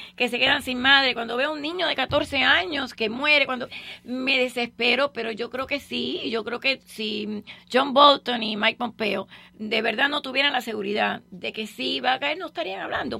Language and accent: Spanish; Cuba; yo estoy emocionada como cubana